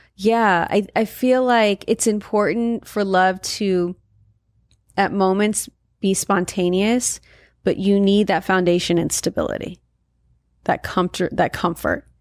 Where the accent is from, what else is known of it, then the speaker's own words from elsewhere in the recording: Valencia, California, United States; moved away as an adult; I grew up in Valencia, and Valencia is primarily Caucasian